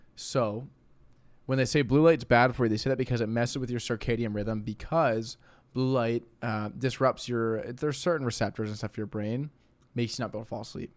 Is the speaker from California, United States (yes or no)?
no; St. Louis, Missouri, United States